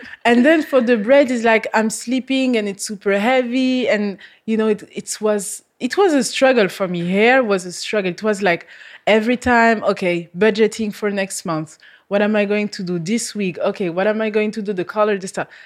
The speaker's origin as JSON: {"language": "English", "country": "France", "second_language": "English", "moved": "as an adult", "lives_now": "Malta", "said": "I come from France"}